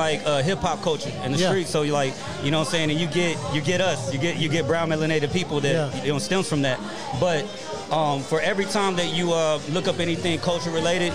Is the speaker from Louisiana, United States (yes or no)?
no; Rosenberg, Texas, United States; also born or lived in Richmond, Texas; I'm from Richmond, Texas. I'm from Rosenberg, Texas